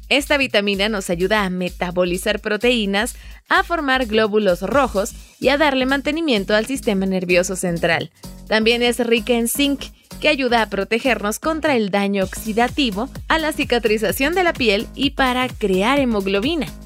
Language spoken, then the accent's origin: Spanish; Mexico